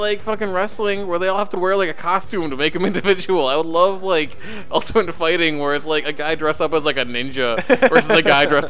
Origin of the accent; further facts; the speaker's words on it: Wisconsin, United States; moved away; I'm from Wisconsin